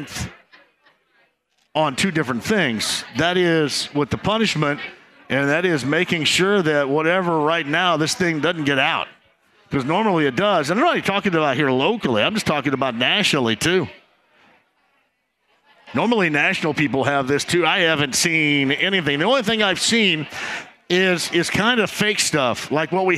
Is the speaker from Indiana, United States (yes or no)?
yes; Greene County, Indiana, United States; I'm from Greene County